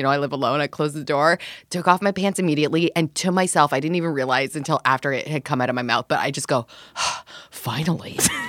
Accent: Canada; I grew up in Canada

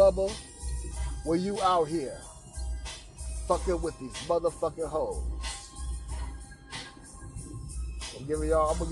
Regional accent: Los Angeles, California, United States; I'm from Los Angeles

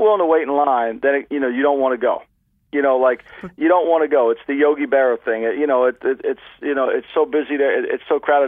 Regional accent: Ocean City, New Jersey, United States; this little beach town that I grew up in in Ocean City, New Jersey

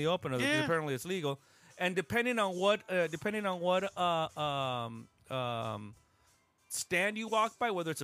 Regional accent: Los Angeles, California, United States; I'm from LA too

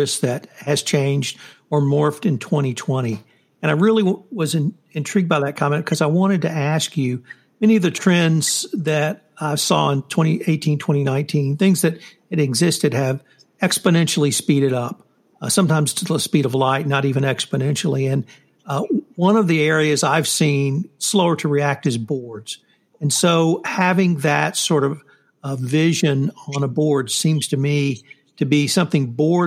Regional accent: the South, United States; I grew up in the South and I grew up in the civil rights era.

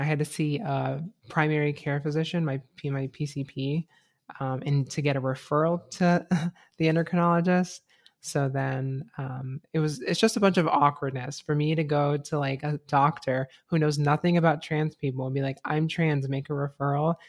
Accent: Florida, United States; now in Gainesville, United States; my hometown is pretty conservative

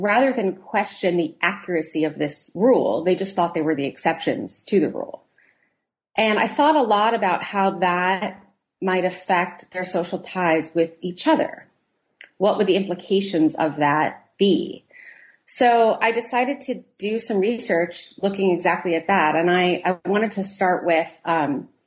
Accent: New York, United States; moved away as an adult; now in Philadelphia, United States; I'm originally from New York

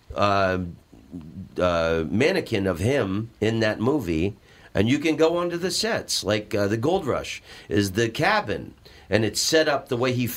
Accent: Orlando, Florida, United States; I'm from Orlando, Florida, and we have all these amusement parks there

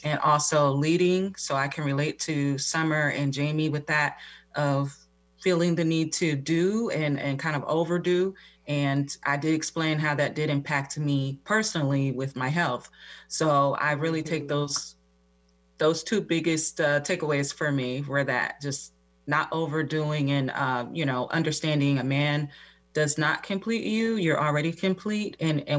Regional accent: New Jersey, United States; I'm from New Jersey. I'm 35 years old

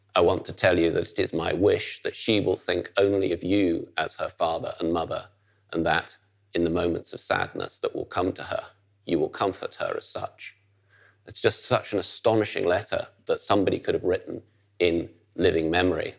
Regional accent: Netherlands; as somebody growing up in the Netherlands

